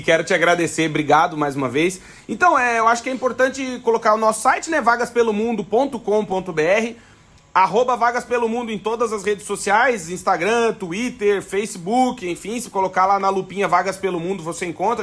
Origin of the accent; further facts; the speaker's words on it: Alegrete, Rio Grande do Sul, Brazil; now in Braga, Portugal; eu sou gaúcho do Alegrete